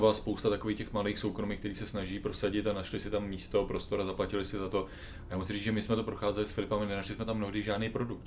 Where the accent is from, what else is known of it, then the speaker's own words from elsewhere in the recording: Czechia; jsme z České republiky